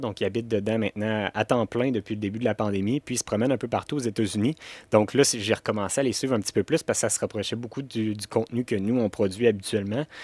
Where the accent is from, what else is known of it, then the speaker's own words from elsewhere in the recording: Canada; on est Canadien